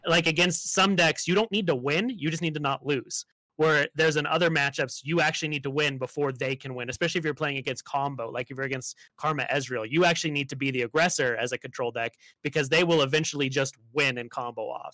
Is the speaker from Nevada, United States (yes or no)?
yes; Las Vegas, Nevada, United States; I grew up in Las Vegas